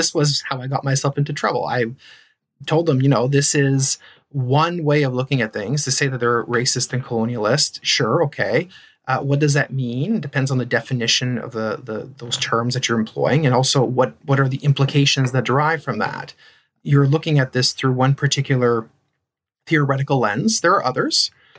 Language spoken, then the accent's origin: English; Ontario, Canada; first language French; English is a second language; I grew up in Ontario, actually, so I'm a Franco-Ontarian.